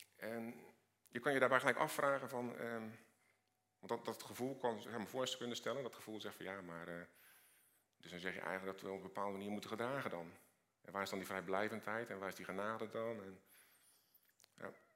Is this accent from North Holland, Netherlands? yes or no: no; Rotterdam, South Holland, Netherlands; Ik kom uit Rotterdam